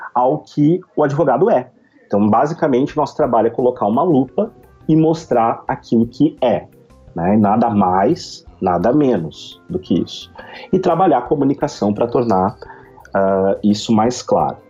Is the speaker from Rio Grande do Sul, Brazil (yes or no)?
yes; Novo Hamburgo, Rio Grande do Sul, Brazil; sou de Novo Hamburgo, Rio Grande do Sul